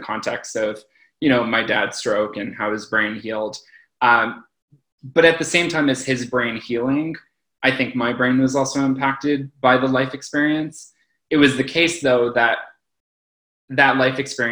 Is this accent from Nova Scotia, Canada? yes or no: no; Toronto, Ontario, Canada; moved away as an adult; now in Montreal, Canada; I'm originally from Toronto. I moved to Montreal to actually do my PhD in neuroscience.